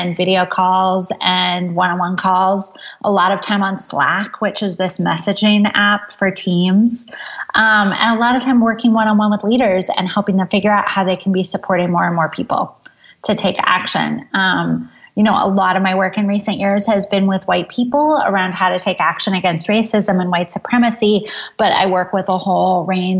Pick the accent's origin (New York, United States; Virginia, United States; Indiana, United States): New York, United States; Ithaca; I grew up in Ithaca, New York, which is a college town in upstate New York